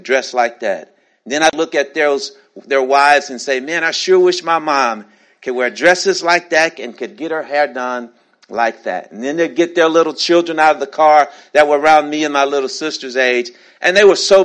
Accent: Shreveport, Louisiana, United States; now in Atlanta, United States; When I was growing up in Shreveport, Louisiana

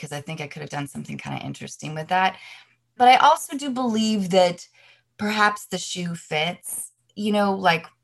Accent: Seattle, Washington, United States; I grew up doing theater in Seattle

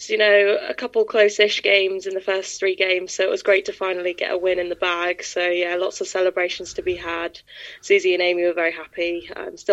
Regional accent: Exeter, South West England, United Kingdom; I grew up in Exeter, so as soon as I saw that they were finally launching a women's team, it was a no-brainer to move back home again.

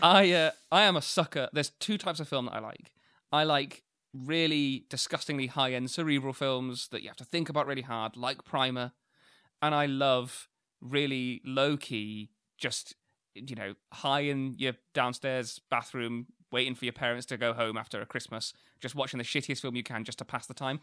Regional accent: New Zealand; moved away; my hometown, which I would call a small town

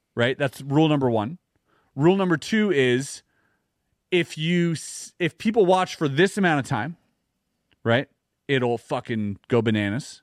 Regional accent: Canada; as a Canadian

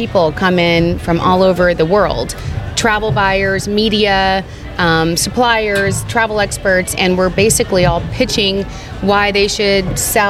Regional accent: Long Island, New York, United States; We're from Long Island

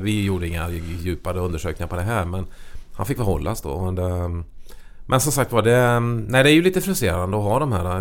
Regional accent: Karlsborg, Västra Götaland, Sweden; Jag är född och uppväxt i Karlsborgs kommun då, som ligger ut med Vätternstrand uppe i norra delen av Vättern

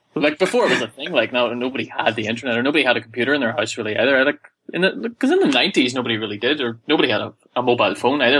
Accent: Ireland; I'm from Ireland

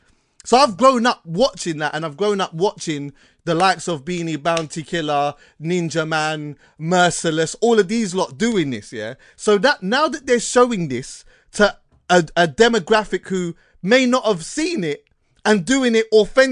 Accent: Jamaica; And people got to see, as a Jamaican, yeah, we've been seeing this.

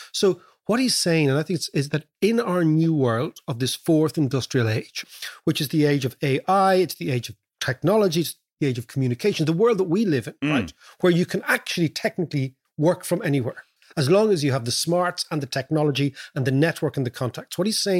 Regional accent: Ireland; moved away; And when we came from Ireland, they couldn't place us.

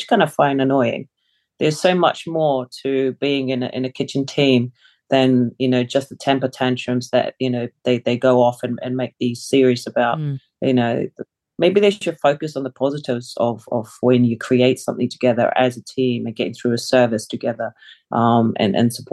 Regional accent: Wellington, New Zealand; English is a second language; also born or lived in Samoa; now in London, United Kingdom; I grew up in New Zealand. I've lived in London longer than I have lived in New Zealand now, coming to 25 years.

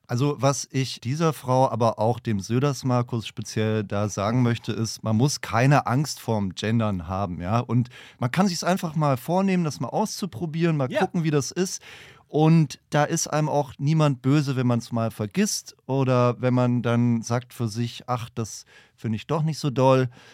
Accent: Franconia, Bavaria, Germany; Ich komme aus Franken.

